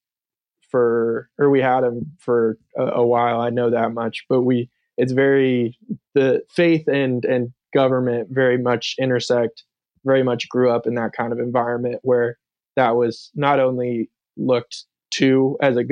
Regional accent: Thousand Oaks, California, United States; now in Charleston, United States; I grew up in Southern California in a town called Thousand Oaks

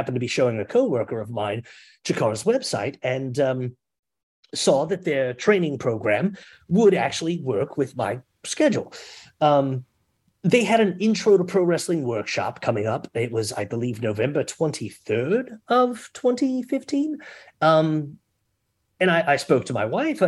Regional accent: Baltimore, Maryland, United States; moved away as an adult; now in Philadelphia, United States; I'm originally from Baltimore

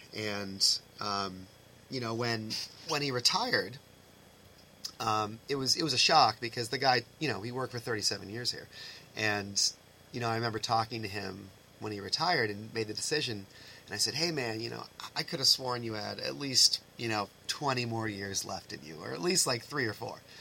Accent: East Bridgewater, Massachusetts, United States; I came from East Bridgewater, um, which was a great program

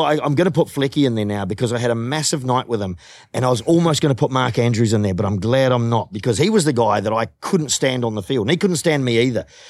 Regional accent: New Zealand; moved away; as a New Zealander

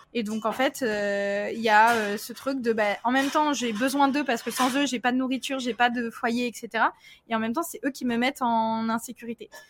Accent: France; also born or lived in Tahiti; j'ai vécu un déménagement à 7 ans et demi où après ben, mes parents sont séparés et j'ai déménagé en France métropolitaine parce que j'étais à Tahiti

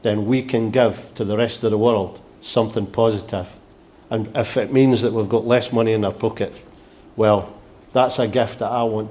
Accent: Scotland, United Kingdom

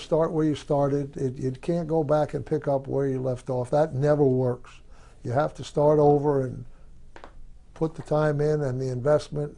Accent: New Jersey, United States; born or raised there; moved away as an adult

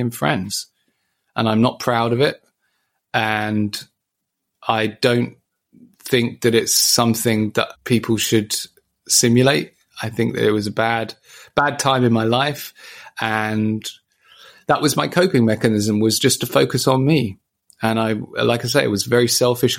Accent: Ipswich, East of England, United Kingdom; my travel home from Papworth to my hometown

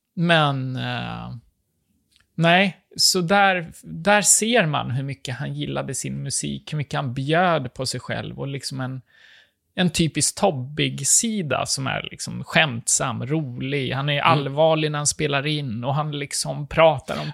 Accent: Sweden; jag är svensk

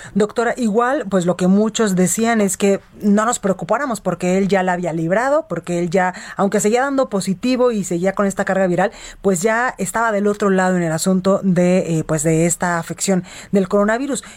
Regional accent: Guadalajara, Jalisco, Mexico; now in Mexico City, Mexico; mi tierra, allá a Guadalajara, Jalisco

